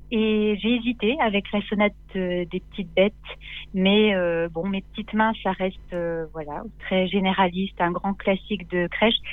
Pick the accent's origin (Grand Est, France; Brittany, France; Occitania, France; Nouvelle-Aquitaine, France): Grand Est, France; Nancy; à, Nancy.